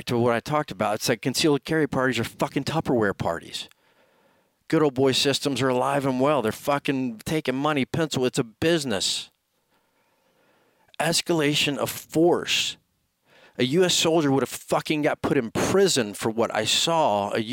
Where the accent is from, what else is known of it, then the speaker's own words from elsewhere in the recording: Florida, United States; Florida, my home state